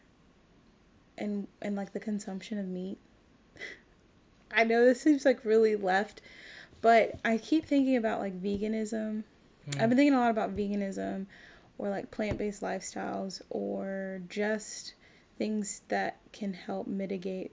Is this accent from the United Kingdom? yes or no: no; Nigeria; being a Nigerian